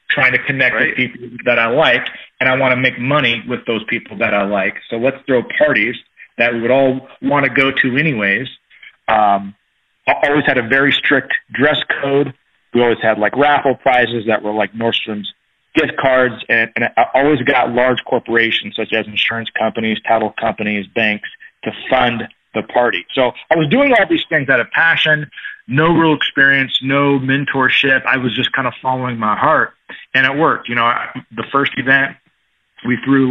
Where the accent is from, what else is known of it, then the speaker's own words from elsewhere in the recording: Tacoma, Washington, United States; also born or lived in San Diego, California; came back to my hometown, Tacoma, Washington, which is about 30 miles south